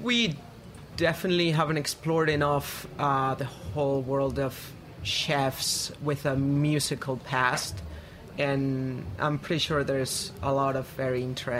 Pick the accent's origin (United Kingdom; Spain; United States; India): Spain; I'm from Spain, and I've never been to the Spanish-speaking America at all.